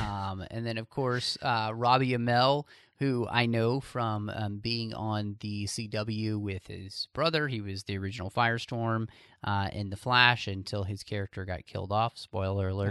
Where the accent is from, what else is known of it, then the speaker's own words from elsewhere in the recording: Texas, United States; I'm from Texas